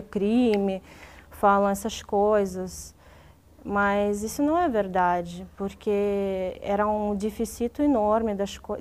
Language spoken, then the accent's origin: Portuguese; Dnipro, Dnipropetrovsk Oblast, Ukraine; born or raised there; first language Russian; Portuguese is a second language; moved away as an adult; now in Brazil